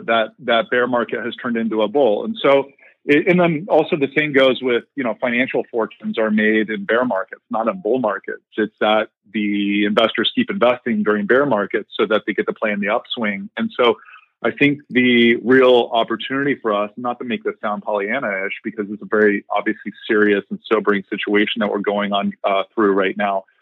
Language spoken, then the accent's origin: English; Columbus, Ohio, United States; moved away; also born or lived in Indiana; I am a Midwesterner, grew up in Columbus, Ohio